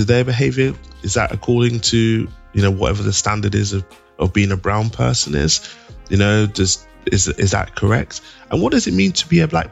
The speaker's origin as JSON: {"language": "English", "region": "London", "country": "United Kingdom", "tie": "born or raised there", "said": "I grew up in East London"}